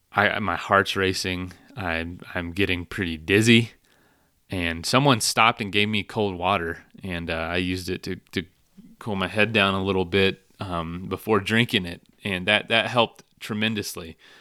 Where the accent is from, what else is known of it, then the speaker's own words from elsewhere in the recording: Florida, United States; my hometown back in Florida